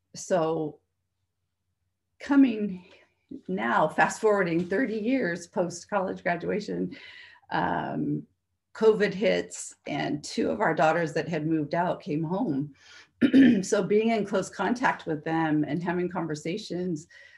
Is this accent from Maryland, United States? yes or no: no; Monterey, California, United States; I grew up in Monterey